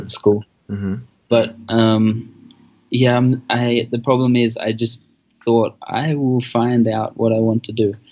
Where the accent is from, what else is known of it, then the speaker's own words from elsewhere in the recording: Australia; moved away as an adult; now in Colombia; I grew up in Australia, because I'm Australian, and I traveled across either side of Australia when I was young. So I grew up in a few places.